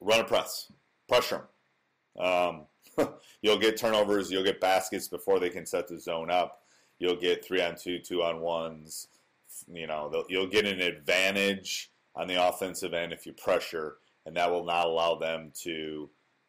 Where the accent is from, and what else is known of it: Wisconsin, United States; born or raised there